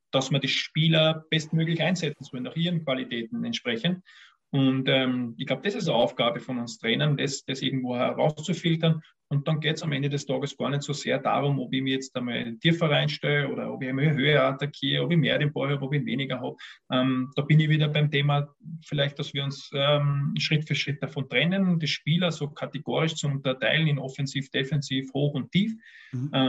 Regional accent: Vienna, Austria; Ich bin ein Wiener und in, Wiener, in Wien hast du eben, wenn du Fußball interessiert bist, zwei Möglichkeiten

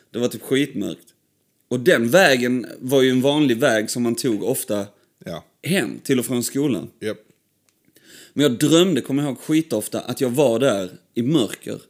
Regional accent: Sandby, Sweden; där vi växte upp i, eh, i Sandby

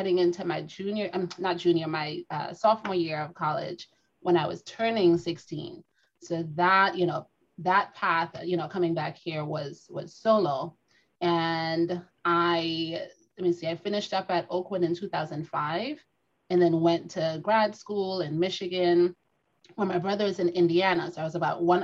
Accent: Trinidad & Tobago; I am a Trini native

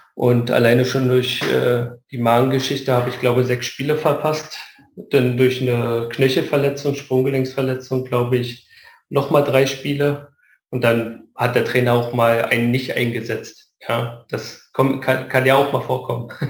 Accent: Luckenwalde, Brandenburg, Germany; born or raised there; moved away

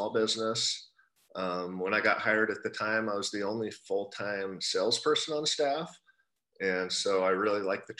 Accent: Oregon, United States; moved away as an adult; now in San Diego, United States; originally, I'm from Oregon

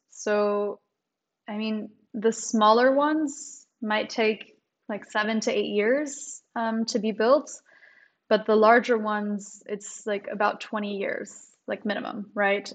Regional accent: Maryland, United States; also born or lived in New Caledonia / Canada; I was born in New Caledonia, then I, I grew up in, uh, the United States, in Maryland, and then I, I studied in Canada

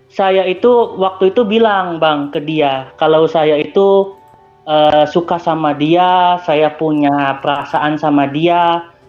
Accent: Bandung, West Java, Indonesia; Oke. Okay. Dan saya itu dari Bandung, Bang, gitu. Bandung di Jawa Barat gitu.

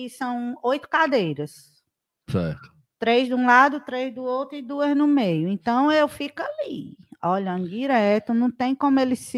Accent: Ceará, Brazil; Sou cearense meio.

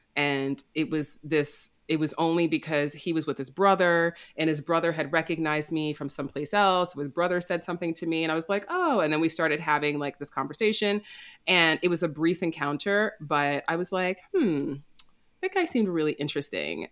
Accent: New York, United States; moved away as an adult; also born or lived in Los Angeles; I'm from New York originally

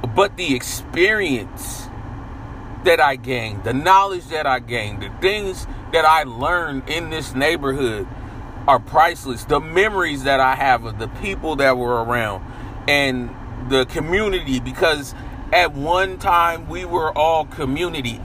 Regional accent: San Francisco, California, United States; growing up in San Francisco and also growing up in Sunnydale Projects.

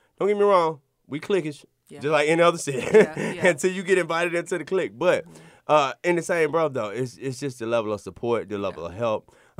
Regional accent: Jupiter, Florida, United States; I'm from Jupiter.

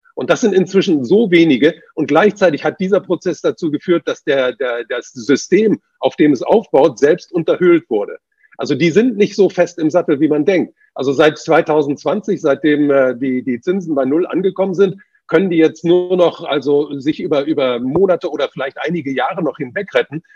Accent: China; moved away; ich bin ja in China geboren.

